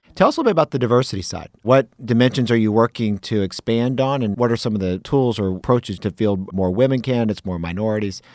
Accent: Alabama, United States; Growing up in Alabama, my family was a customer of the Southern Company for many years

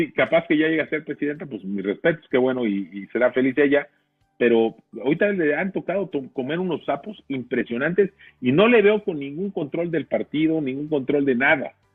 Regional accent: Mexico; tenemos que sentirnos muy orgullosos todos los mexicanos

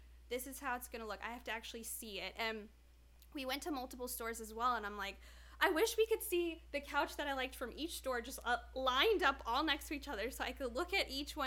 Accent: Midwest, United States; now in Southwest, United States; I grew up in the Midwest

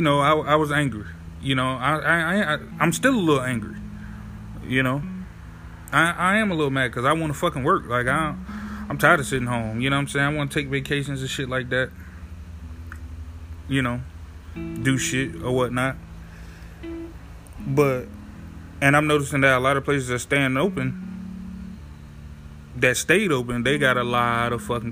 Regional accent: New Haven, Connecticut, United States; moved away; my home state of New Haven, Connecticut, or whatever. My hometown

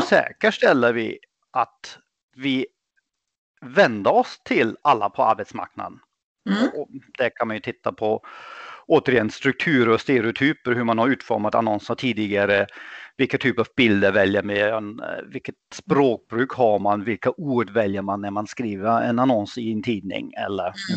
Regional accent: Germany; Swedish is a second language; moved away; also born or lived in England; Jag är född och uppvuxen i Tyskland

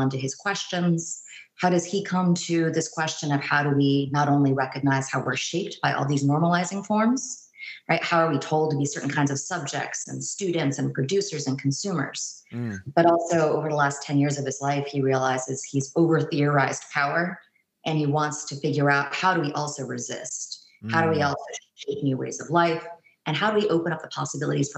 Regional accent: San Francisco Bay Area, California, United States; also born or lived in New York / Boston; now in Houston, United States; I'm from the San Francisco Bay Area

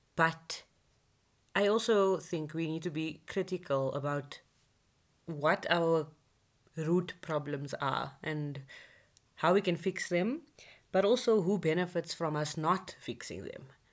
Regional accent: South Africa; being a South African citizen

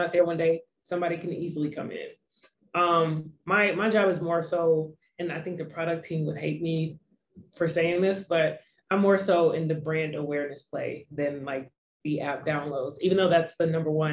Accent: Atlanta, Georgia, United States; also born or lived in Los Angeles; I was raised in Atlanta

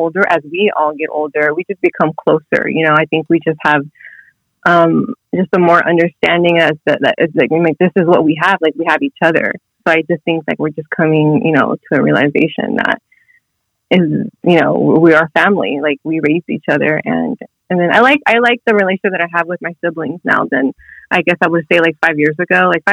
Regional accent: Long Beach, California, United States; Long Beach, California.

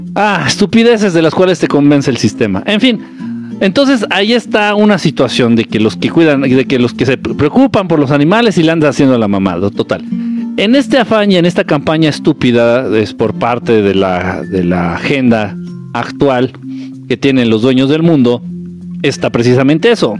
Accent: Mexico City, Mexico; Soy chilango y aprendí a bailar en Tepito

